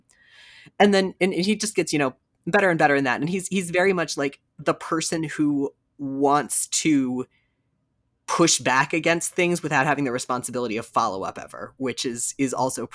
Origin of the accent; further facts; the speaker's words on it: South Central West Coast Florida, United States; I grew up in South Central West Coast Florida punk culture in the 90s